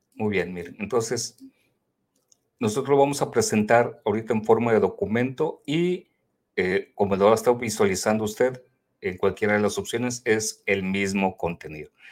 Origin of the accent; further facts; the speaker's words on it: Mexico; somos tres de México que nos encontramos en este grupo también de Global.